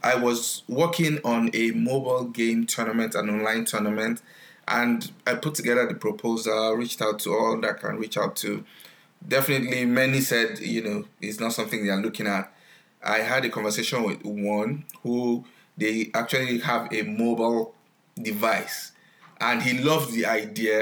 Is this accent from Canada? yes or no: no; Nigeria; now in United States; I grew up in Nigeria, I stay in the US now